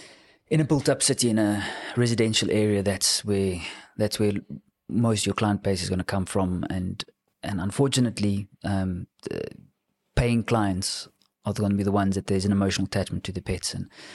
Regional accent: Cape Town, Western Cape, South Africa; So I grew up in Cape Town, went to my whole school career in Cape Town

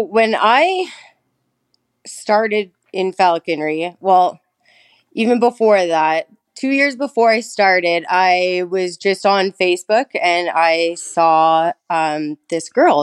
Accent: Thunder Bay, Ontario, Canada; also born or lived in British Columbia; I was born and raised in Thunder Bay

